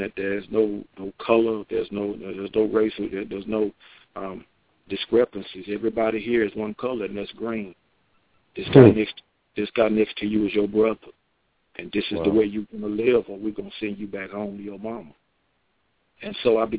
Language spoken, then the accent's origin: English; Asheboro, North Carolina, United States; born or raised there; moved away as an adult; also born or lived in Sanford, North Carolina